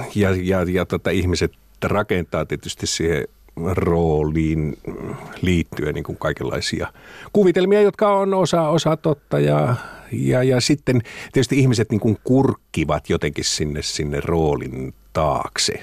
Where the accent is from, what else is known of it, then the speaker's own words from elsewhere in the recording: Finland; now in Helsinki, Finland; mä oon maalta kotoisin